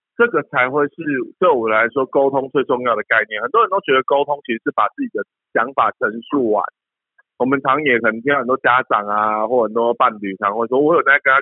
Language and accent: Chinese; Taiwan; 就像我我举个最简单的例子，就像呃我们台湾人可能很喜欢吃猪肉。